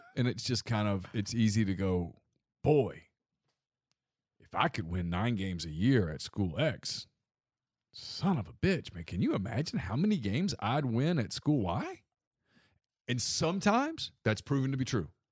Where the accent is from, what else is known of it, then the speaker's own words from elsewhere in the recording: Ruston, Louisiana, United States; I grew up in Ruston